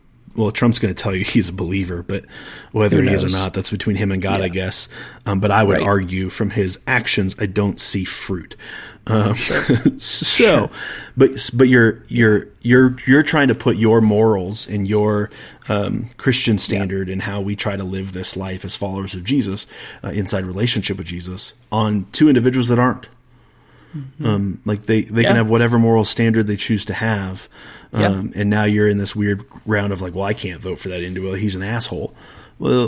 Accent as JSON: {"language": "English", "country": "United States", "said": "I'm an American"}